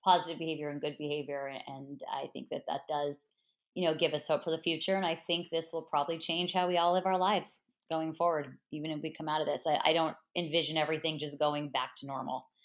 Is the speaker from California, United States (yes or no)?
yes; Los Angeles, California, United States; I'm from Los Angeles, grew up on the Dodgers. My grandparents bought season tickets when the Dodgers moved here in the early 60s